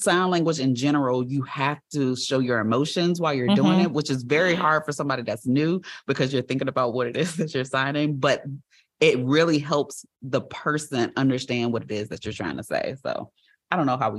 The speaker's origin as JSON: {"language": "English", "country": "United States", "said": "I feel like I'm American"}